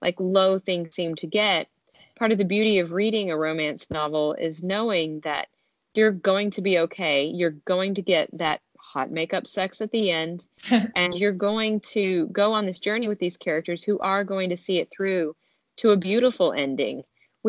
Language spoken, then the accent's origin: English; Nashville, Tennessee, United States; my hometown of Nashville, Tennessee